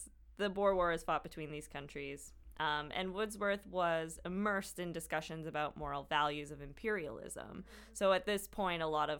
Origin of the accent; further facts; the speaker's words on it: Winnipeg, Manitoba, Canada; born there; I was born in Grace Hospital.